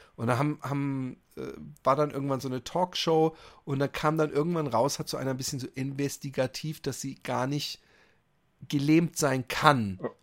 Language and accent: German; Netherlands; ich komme aus Holland